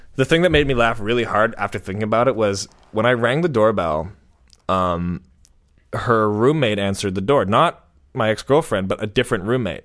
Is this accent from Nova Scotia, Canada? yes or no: no; Vancouver, British Columbia, Canada; I'm from Vancouver. I'm sort of from Vancouver, too.